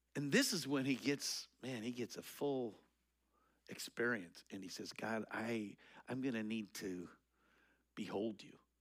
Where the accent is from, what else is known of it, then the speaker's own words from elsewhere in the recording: Eastern Colorado, United States; I grew up in Eastern Colorado.